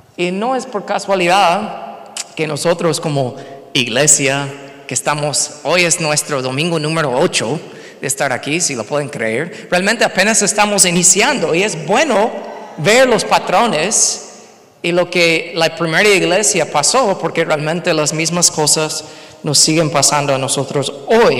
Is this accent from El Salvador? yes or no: no; United States; Spanish is a second language; moved away as an adult; also born or lived in Mexico